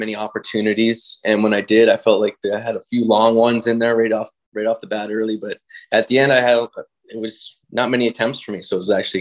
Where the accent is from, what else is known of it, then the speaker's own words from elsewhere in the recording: White Rock, British Columbia, Canada; I'm from White Rock, so I could, like, BC